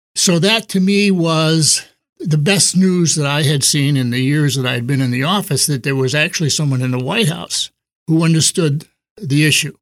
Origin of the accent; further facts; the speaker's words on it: East Coast, United States; moved away as an adult; now in San Diego, United States; I grew up on the East Coast and moved to San Diego in nineteen sixty-four